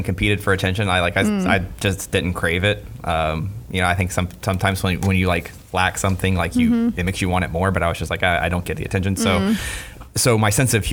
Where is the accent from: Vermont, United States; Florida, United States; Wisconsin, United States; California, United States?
Florida, United States; Merritt Island; I'm from Merritt Island. I'm a city boy.